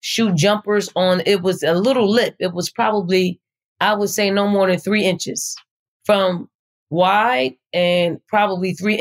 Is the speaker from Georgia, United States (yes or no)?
no; Philadelphia, Pennsylvania, United States; moved away as an adult; also born or lived in Charlottesville, Virginia; now in Columbia, South Carolina, United States; I'm from North Philly. I grew up in a housing projects called the Raymond Rosen Housing Projects.